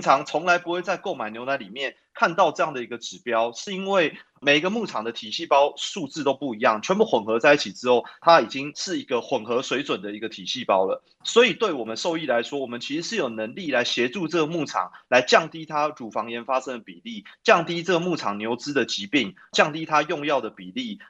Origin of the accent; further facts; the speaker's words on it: Taipei, Taiwan; 我从小是在台北长大